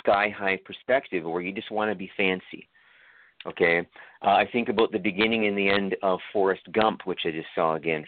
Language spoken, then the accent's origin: English; Toronto, Ontario, Canada; now in Ottawa, Canada; Toronto, where I'm from. I'm originally from Toronto.